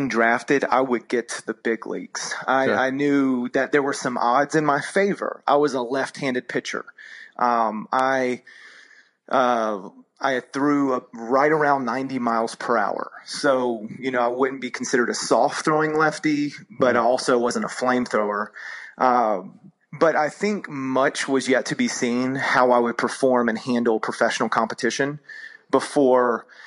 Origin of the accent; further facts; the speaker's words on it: Cartersville, Georgia, United States; also born or lived in Florida; my family, we moved to Georgia when I was 10 years old. And the town that I grew up in was Cartersville